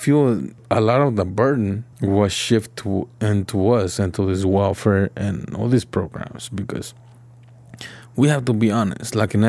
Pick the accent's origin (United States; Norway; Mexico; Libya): Mexico; moved away; So I grew up in Mexico, right? Grew up in Mexico